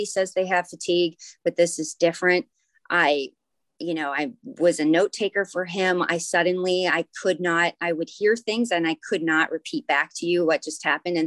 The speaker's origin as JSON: {"language": "English", "town": "Anchorage", "region": "Alaska", "country": "United States", "tie": "born or raised there", "also_born_or_lived": "Sydney, Australia", "said": "I'm from Anchorage, Alaska. That's where I grew up"}